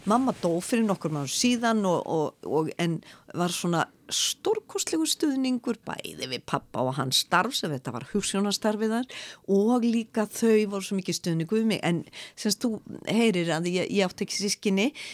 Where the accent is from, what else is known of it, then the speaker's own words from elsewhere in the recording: Reykjavík, Capital Region, Iceland; ég er nú fólkdömininu úr Reykjavík